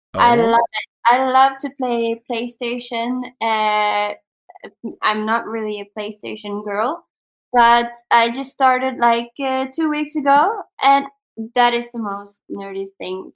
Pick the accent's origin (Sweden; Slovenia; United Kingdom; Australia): Sweden; English is a second language; I would actually say personally the Netherlands, because I'm from Sweden, he's from the Netherlands.